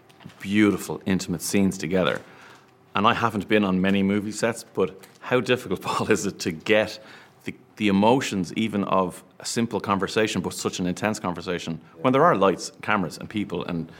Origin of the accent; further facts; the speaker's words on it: Ireland; being Irish men, the three of us